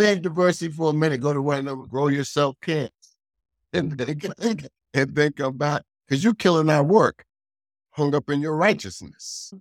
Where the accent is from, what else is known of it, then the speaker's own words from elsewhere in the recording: Hartford, Connecticut, United States; I'm born and raised in Hartford, Connecticut